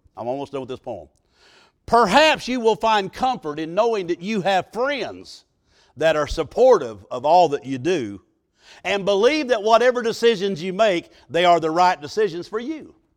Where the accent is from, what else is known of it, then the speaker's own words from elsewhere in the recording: Southern Illinois, United States; I was raised in Southern Illinois in Pigeon Roost Holler.